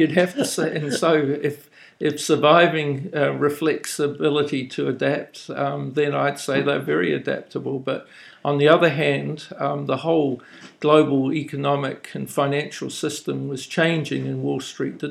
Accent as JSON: {"language": "English", "country": "New Zealand", "accent": "New Zealander", "moved": "yes", "lives_now": "Japan", "said": "My voice has probably given me away as a New Zealander"}